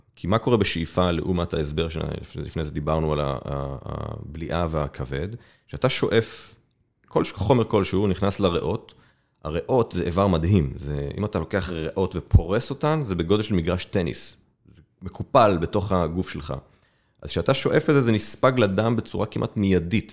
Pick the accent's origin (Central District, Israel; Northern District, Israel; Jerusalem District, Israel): Northern District, Israel; Safed; moved away as an adult; also born or lived in Tel Aviv; אני גדלתי בצפת